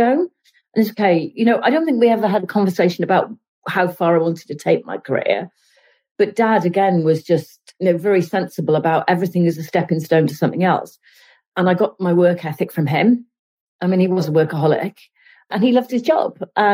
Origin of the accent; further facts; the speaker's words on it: Cardiff, Wales, United Kingdom; I grew up in Cardiff